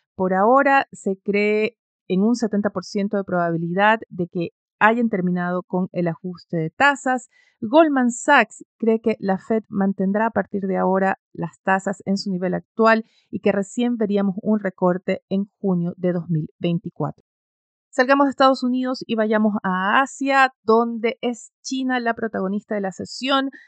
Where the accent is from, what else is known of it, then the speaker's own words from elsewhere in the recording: Ecuador; moved away; Ecuador está en ello, es mi país de origen, mi familia está ahí